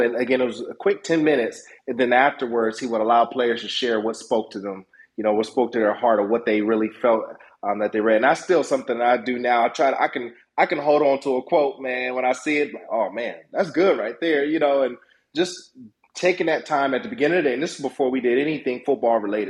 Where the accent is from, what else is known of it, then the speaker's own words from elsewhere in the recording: Youngstown, Ohio, United States; I grew up in Youngstown, Ohio, went to Youngstown City School